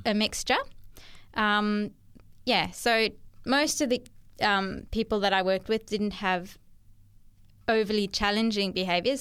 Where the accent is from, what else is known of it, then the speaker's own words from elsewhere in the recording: Cape Town, Western Cape, South Africa; moved away as an adult; also born or lived in Durban, South Africa / Australia; now in Central Coast, New South Wales, Australia; I was born in Cape Town, South Africa.